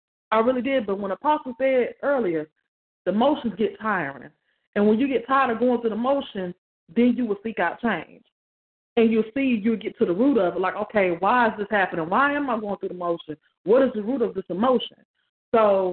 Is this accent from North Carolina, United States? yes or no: yes; North Carolina, United States; when I moved back to my hometown